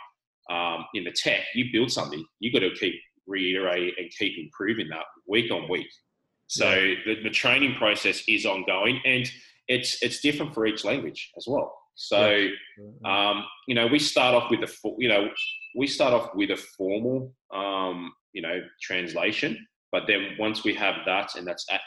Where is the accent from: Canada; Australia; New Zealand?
Australia; accent: Australian; I'm speaking Australian